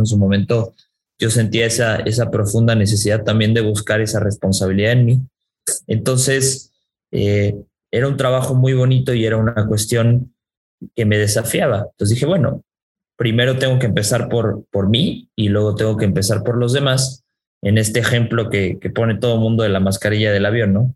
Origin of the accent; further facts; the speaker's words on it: Mexico; yo soy más mexicano que, que el nopal y que la tortilla